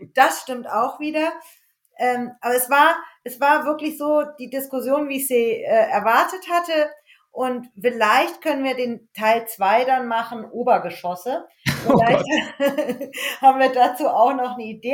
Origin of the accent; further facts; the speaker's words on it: the Wiesbaden area, Hesse, Germany; ich komme ja auch aus der Wiesbadener Ecke